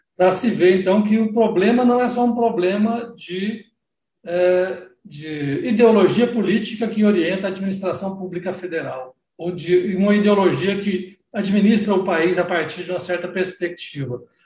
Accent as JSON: {"language": "Portuguese", "region": "Goiás", "country": "Brazil", "said": "eu sou de Goiás, eu ajudei a construir o Paili"}